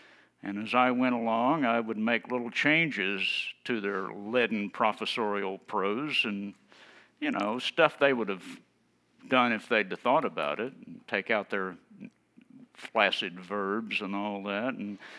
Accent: Tennessee, United States; now in Maine, United States; I moved to Maine and found that fly fishing was very much like it had been when I grew up in East Tennessee Hills before all those people from Ohio moved down and ruined it.

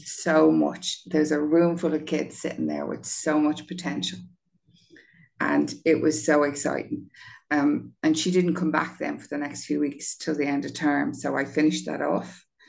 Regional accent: Dublin, Leinster, Ireland; I grew up on Grand Canal Street beside Lansdowne Road

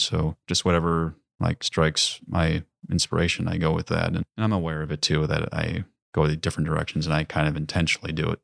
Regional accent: Mequon, Wisconsin, United States; moved away as an adult; now in Door County, Wisconsin, United States; grew up in Mequon, Wisconsin. It's, uh, down in southern Wisconsin, southeast. near Milwaukee

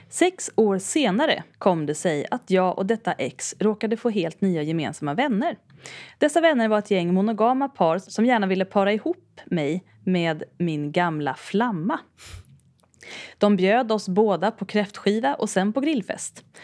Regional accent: Skåne, Sweden; now in Uppsala, Sweden; jag flyttade till Uppsala från Skåne för studier strax därefter

